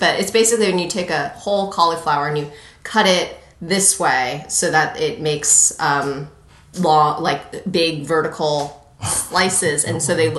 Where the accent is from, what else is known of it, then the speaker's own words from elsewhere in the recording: East Coast, United States; moved away; also born or lived in Los Angeles; I was born and raised on the East Coast